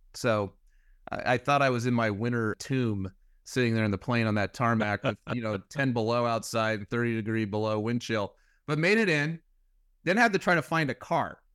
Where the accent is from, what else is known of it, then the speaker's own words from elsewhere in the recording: California, United States; as a Californian